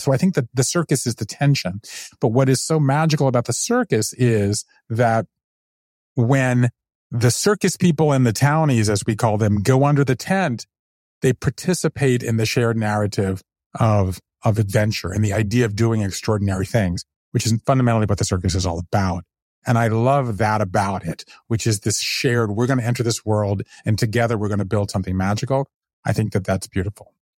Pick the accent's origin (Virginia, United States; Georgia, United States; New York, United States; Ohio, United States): Georgia, United States; Savannah; born or raised there; moved away as an adult; also born or lived in New Haven, Connecticut / Japan; now in Brooklyn, United States